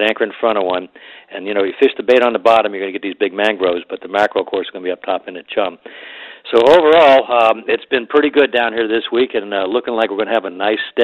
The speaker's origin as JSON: {"language": "English", "town": "Miami", "region": "Florida", "country": "United States", "tie": "born or raised there", "said": "when I was young, growing up in Miami"}